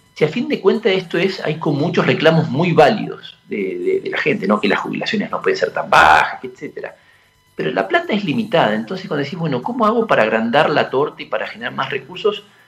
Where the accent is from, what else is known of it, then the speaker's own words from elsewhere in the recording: San Carlos de Bariloche, Río Negro, Argentina; moved away; yo crecí en Bariloche